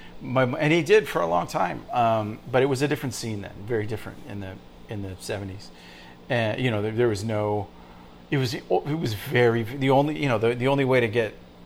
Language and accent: English; Santa Monica, California, United States; also born or lived in Venice, Los Angeles; now in Brooklyn, United States; I'm from Venice and Santa Monica.